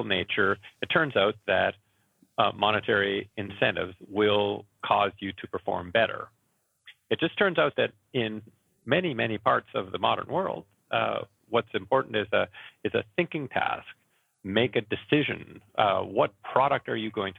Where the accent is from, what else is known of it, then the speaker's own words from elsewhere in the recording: Canada; I am from Canada, and it's not foggy here.